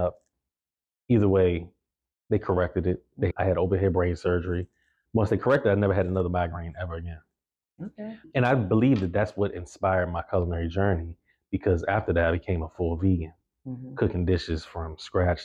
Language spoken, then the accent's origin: English; Washington, District of Columbia, United States; I was born and raised here. I was born in Greater Southeast Hospital. Mm-hmm. Over there in Southeast D.C.